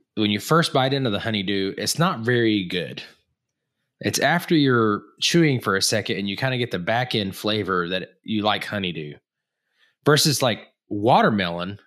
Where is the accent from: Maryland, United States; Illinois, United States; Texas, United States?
Texas, United States; moved away; also born or lived in Tulsa area, Oklahoma; I lived in Texas until my parents got a divorce, uh, and then my dad, m, my dad's originally from the Tulsa area, so we moved back to that, that area in general